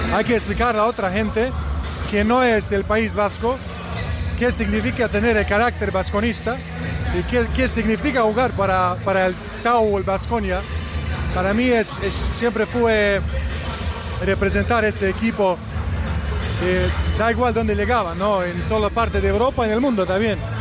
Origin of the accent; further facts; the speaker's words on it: Bosnia & Herzegovina; Spanish is a second language; also born or lived in Vitoria, Spain; yo vivo en Bosnia ahora, en mi país, vivo ah, en, la ciudad donde nació